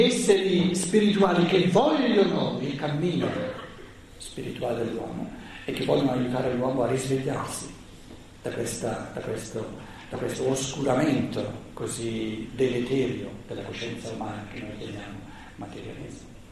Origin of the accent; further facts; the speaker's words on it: Italy; Noi siamo mica nati per caso in Italia